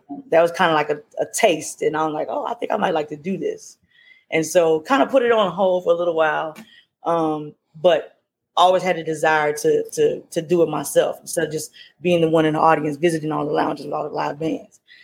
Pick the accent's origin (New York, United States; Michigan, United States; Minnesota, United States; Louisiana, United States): Louisiana, United States; now in Maryland, United States; I'm originally from Louisiana, as you said, and um, I now live in Maryland